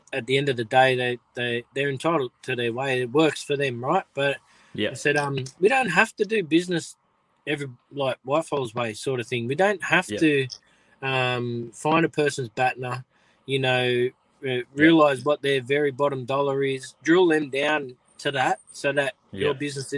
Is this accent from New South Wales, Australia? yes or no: yes; Coonabarabran and Cessnock, New South Wales, Australia; I'm Gamilaroi Wanarua. You're close, that's right. But yeah, Coonabarabra and then towards Cessnock in New South Wales